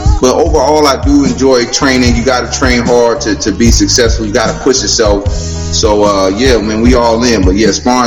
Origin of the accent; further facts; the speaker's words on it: South Carolina, United States; moved away as an adult; also born or lived in Los Angeles; I'm originally from South Carolina